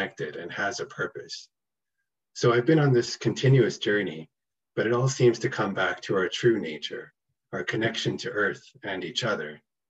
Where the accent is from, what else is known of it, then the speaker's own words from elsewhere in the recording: Toronto, Ontario, Canada; I was born and raised in Toronto, Canada